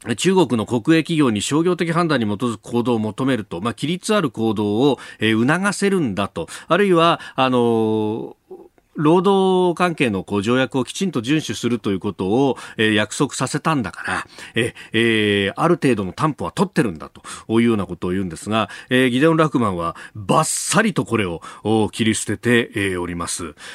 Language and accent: Japanese; Yokosuka, Kanagawa, Japan; 岡山さんも私も横須賀の出身